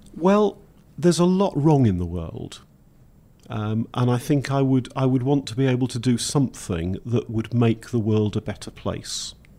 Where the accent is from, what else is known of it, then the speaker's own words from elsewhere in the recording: Welsh, Wales, United Kingdom; being Welsh